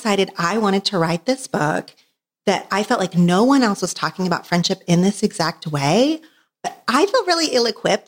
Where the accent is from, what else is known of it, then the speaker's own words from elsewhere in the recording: Oklahoma, United States; now in Los Angeles, United States; I did grow up in Oklahoma